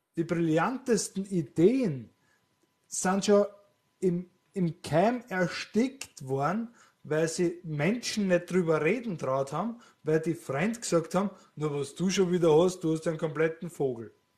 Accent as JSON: {"language": "German", "country": "Austria", "said": "was ich wahrnehme als Österreicher"}